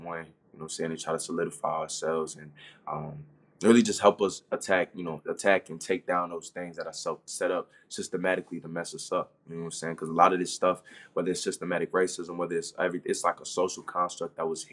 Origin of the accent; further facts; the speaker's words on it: Maryland, United States; also born or lived in Orlando, Florida; now in Kentucky, United States; I wasn't born and raised in Florida. I was actually born and raised up north, just like you. Like, I'm from Maryland